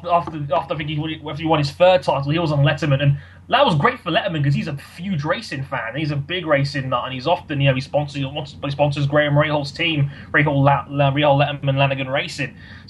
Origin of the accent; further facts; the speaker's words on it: United Kingdom; we Brits